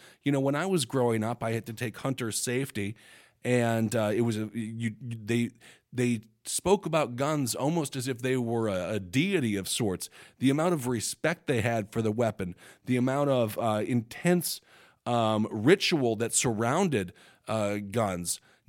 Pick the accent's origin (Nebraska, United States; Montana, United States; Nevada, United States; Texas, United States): Montana, United States; For example, in my home state of Montana, Medicaid no longer covers mental health services not provided by a licensed provider